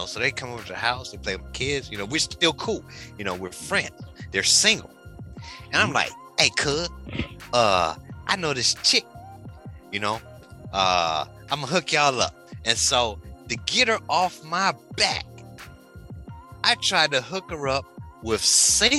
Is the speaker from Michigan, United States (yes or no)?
yes; Detroit, Michigan, United States; I'm from Detroit